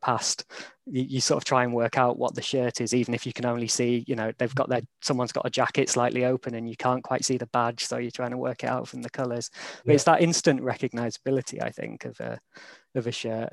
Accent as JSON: {"language": "English", "town": "York", "region": "Yorkshire and the Humber", "country": "United Kingdom", "tie": "born or raised there", "also_born_or_lived": "London", "moved": "as an adult", "lives_now": "Sheffield, United Kingdom", "said": "I grew up in York and then went to Sheffield for uni and then moved down to London for sort of eight years I lived there."}